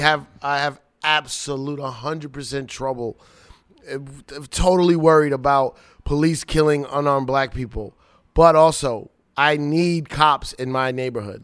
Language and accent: English; Long Island, New York, United States; I went to high school in Long Island